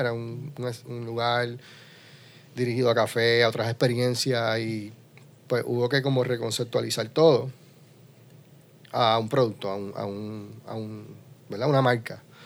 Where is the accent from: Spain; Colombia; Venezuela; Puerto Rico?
Puerto Rico; Utuado; nos identifica como isleños, puertorriqueños, porque estamos rodeados de agua, y como utuadeños, porque en Mutuado tenemos dos lagos